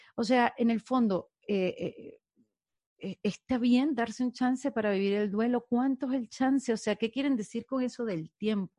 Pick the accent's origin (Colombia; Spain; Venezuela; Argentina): Venezuela; moved away; seguidores que tengo de Venezuela, que muchos hemos sentido que hemos perdido un país